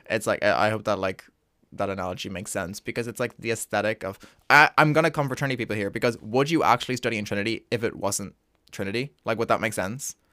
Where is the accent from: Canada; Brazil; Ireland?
Ireland; an Irish experience where, like, you know everyone. Like, uh, from secondary school, like, you know everyone.